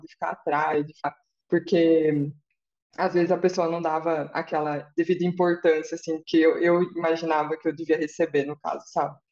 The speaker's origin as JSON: {"language": "Portuguese", "region": "interior of São Paulo", "country": "Brazil", "said": "sou do interior de São Paulo"}